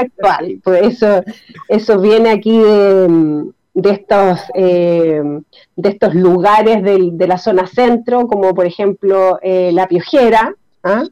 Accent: Chile; como chilenos

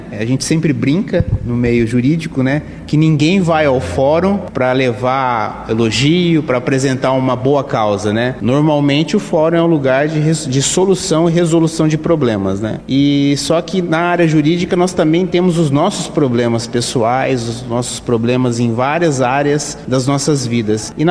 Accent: Ourinhos, São Paulo, Brazil; Eu sou natural de Ourinhos.

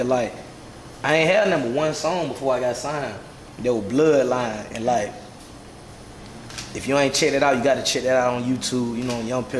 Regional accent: Athens, Georgia, United States; I'm from Athens, Georgia.

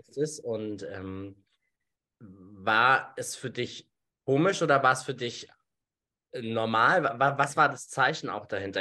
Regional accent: Germany; bei uns in Deutschland

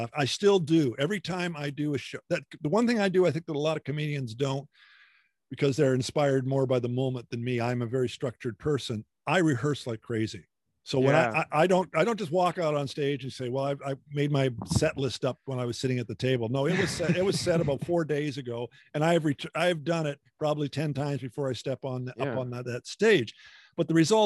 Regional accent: Hamilton, Ontario, Canada; I'm from Ontario, a Hamilton area.

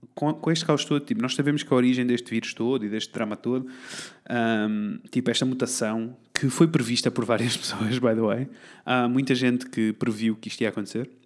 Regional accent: Portugal; somos tugas

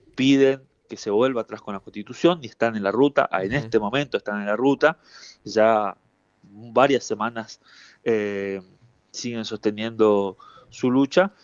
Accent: Misiones, Argentina; Yo soy de Misiones

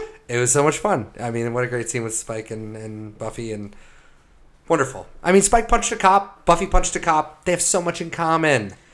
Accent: United States; growing up in America

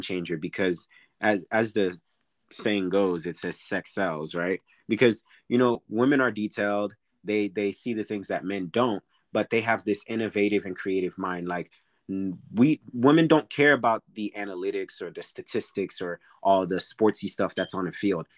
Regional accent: Orlando, Florida, United States; I'm located in Orlando, which is my hometown

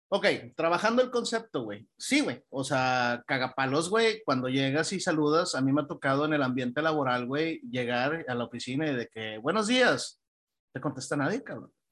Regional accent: Mexico; nosotros como, como mexicanos

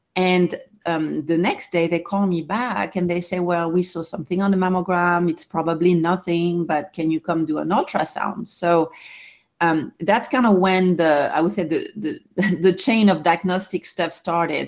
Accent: France; English is a second language; moved away as an adult; now in Southern California, United States; I'm originally from France. I've been here 20 years

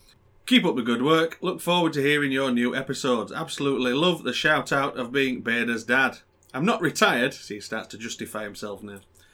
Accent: United States; I'm an American truck driver and would love to answer any questions you might have.

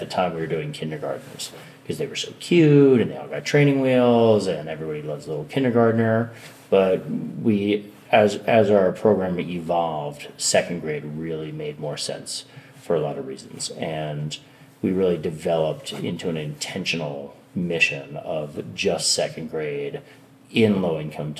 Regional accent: Westchester County, New York, United States; I grew up in Westchester County, New York

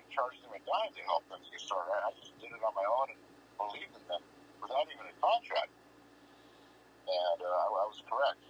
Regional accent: Kansas, United States; I grew up in Kansas, so I came from Dixie.

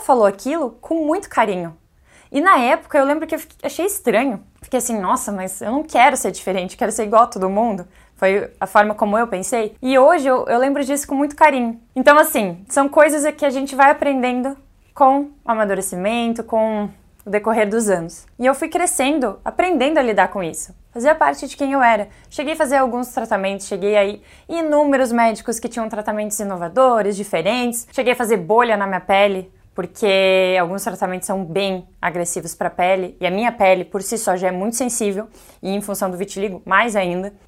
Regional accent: Bombinhas, Santa Catarina, Brazil; Minha infância foi em Zimbros

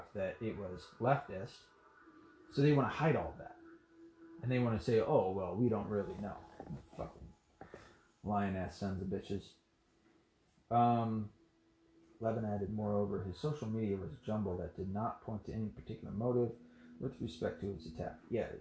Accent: the South, United States; I'm from the South

